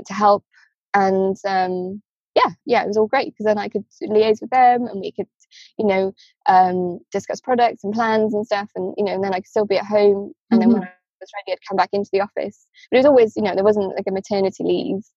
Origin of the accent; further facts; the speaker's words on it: Wales, United Kingdom; moved away; I'm from Wales